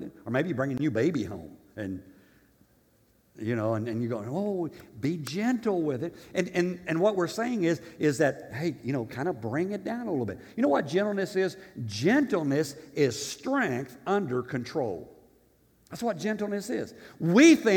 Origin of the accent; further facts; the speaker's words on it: Tennessee, United States; I'm from Tennessee in Africa